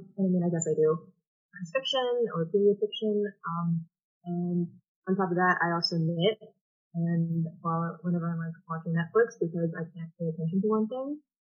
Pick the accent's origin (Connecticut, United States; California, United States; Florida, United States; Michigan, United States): California, United States; Sacramento; I'm from Sacramento